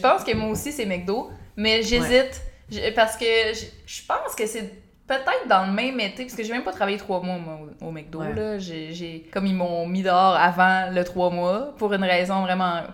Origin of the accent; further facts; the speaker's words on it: Beauce, Quebec, Canada; je viens de la Beauce, puis mm. en Beauce, il n'y a pas beaucoup d'activités pour les jeunes